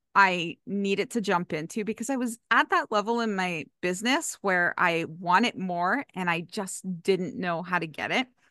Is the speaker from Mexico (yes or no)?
no; Canada; I'm from Canada